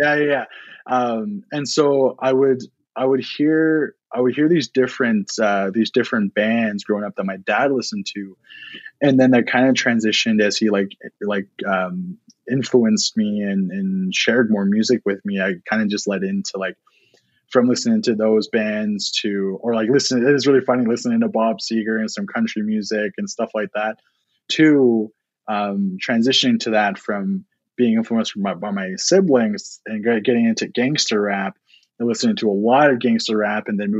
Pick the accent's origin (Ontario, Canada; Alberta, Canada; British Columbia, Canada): Alberta, Canada; Siksika Nation; also born or lived in Eden Valley Reservation; I would go to the Siksika Reservation where my mom is from and where I'm from. And then I would go to the Eden Valley Reservation where my dad is from.